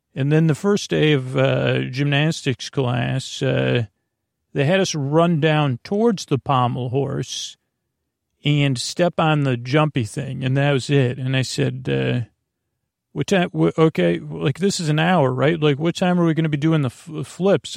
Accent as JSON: {"language": "English", "town": "Syracuse", "region": "New York", "country": "United States", "tie": "born or raised there"}